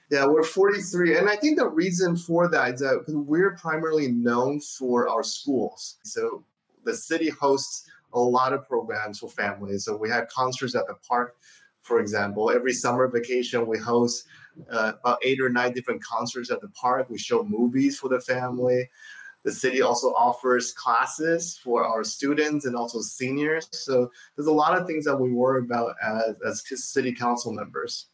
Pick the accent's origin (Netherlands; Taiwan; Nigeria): Taiwan; now in Diamond Bar, United States; coming from my home country of Taiwan